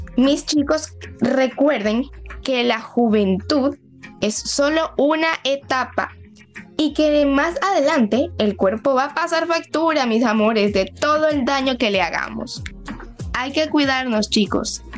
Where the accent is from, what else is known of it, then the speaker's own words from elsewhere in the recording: Venezuela; now in Dominican Republic; yo soy de Venezuela, pero estoy aquí en República Dominicana